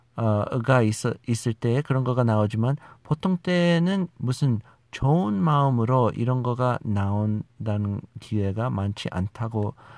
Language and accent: Korean; United States; Korean is a second language; also born or lived in South Korea; 제가 우리 미국에서 자라난 아, 2세쯤 되는 사람이라는 것이죠